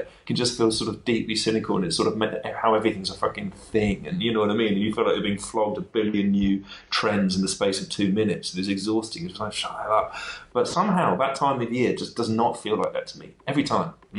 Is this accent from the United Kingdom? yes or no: yes; London, United Kingdom; accent: North London; also born or lived in West Wales; now in Berlin, Germany; I sound like I'm from North London, which is fair enough because I am very much from North London as much as I'm from West Wales